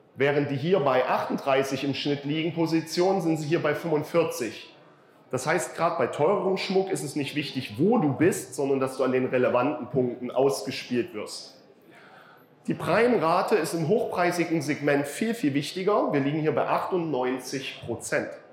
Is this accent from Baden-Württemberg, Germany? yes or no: no; Saxony, Germany; ich bin Sachse